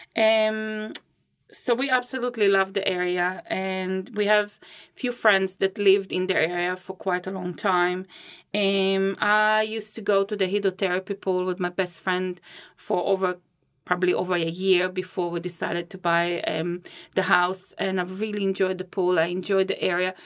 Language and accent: English; Israel; moved away as an adult; also born or lived in Riga, Latvia / Christchurch, New Zealand; now in Rolleston, New Zealand; I was born in Riga, Latvia. It's the capital of Latvia, and I moved, uh, with my family to Israel when I was six.